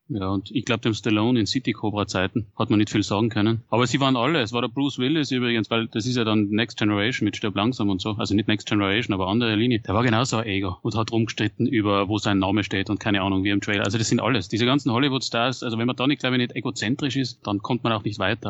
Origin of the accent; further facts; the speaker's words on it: Austria; als Österreicher